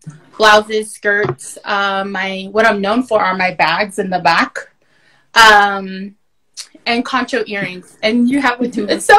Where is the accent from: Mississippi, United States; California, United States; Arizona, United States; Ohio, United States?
Arizona, United States; Many Farms; I am from Many Farms, Arizona, the Dine Nation.